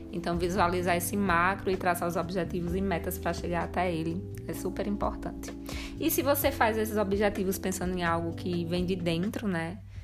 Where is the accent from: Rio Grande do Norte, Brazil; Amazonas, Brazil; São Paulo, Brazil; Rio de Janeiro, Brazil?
Rio Grande do Norte, Brazil; now in Campinas, Brazil; nós somos do Rio Grande do Norte, com raiz novos.